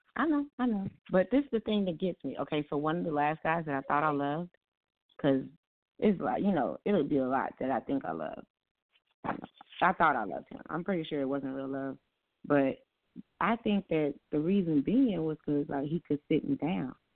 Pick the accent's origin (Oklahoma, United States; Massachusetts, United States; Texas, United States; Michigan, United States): Oklahoma, United States; Tulsa; my hometown where I'm at now, and where I reside, the town Tulsa, Oklahoma